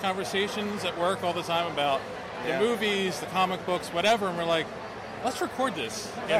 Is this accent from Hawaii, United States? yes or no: no; Philadelphia, Pennsylvania, United States; we're from Philly.